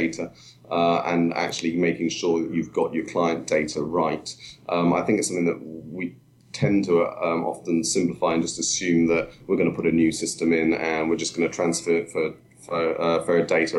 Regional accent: Wales, United Kingdom; now in Stratford-upon-Avon, United Kingdom; I was born in Wales

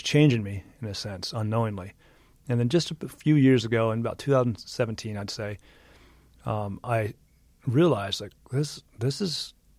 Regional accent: Midwest, United States; grew up in the Midwest. {S1} I grew up, I was landlocked. there was a lake.

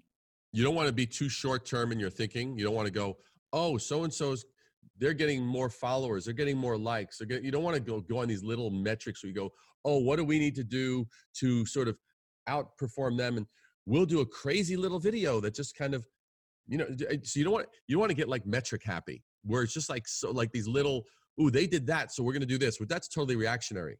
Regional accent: New York, United States; moved away as an adult; now in Midwest, United States; growing up in New York

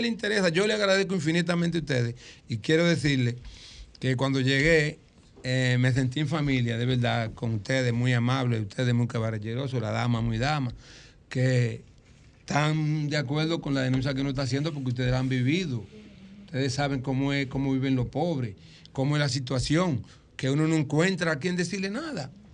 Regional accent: Dominican Republic; el cocal de Luis, que era mi abuelo, donde yo nací.

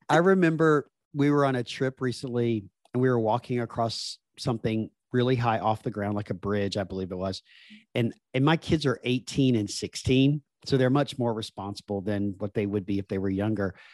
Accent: Deep South, United States; accent: Southern; especially when my Southern accent comes out 'cause I grew up in the Deep South in the, the United States

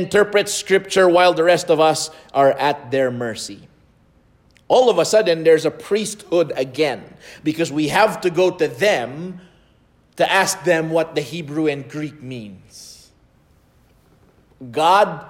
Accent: Lipa, Calabarzon, Philippines; moved away; my hometown in Lipa City in the Philippines

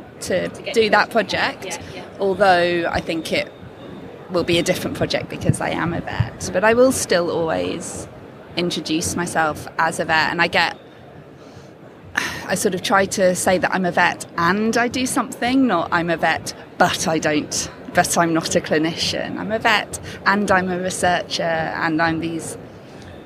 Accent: United Kingdom; to be British

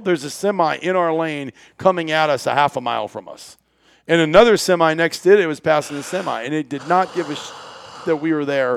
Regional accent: Iowa, United States; I grew up in Iowa

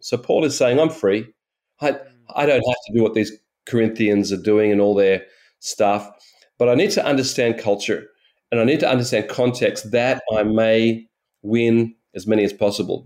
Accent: Australia; I'm an Australian

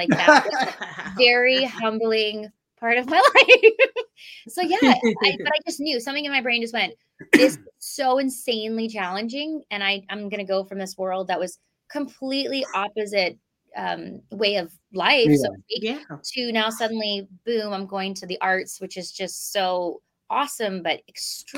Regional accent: Winnipeg, Manitoba, Canada; moved away; I'm from Winnipeg originally.

